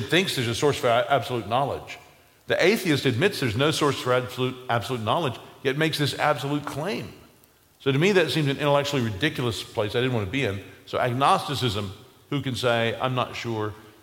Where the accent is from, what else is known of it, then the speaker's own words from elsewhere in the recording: United States; growing up in America